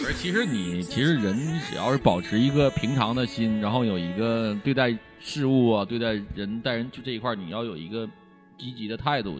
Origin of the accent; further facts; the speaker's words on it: Liaoning, China; moved away; 你要是再离我家乡再近一点儿的，辽宁的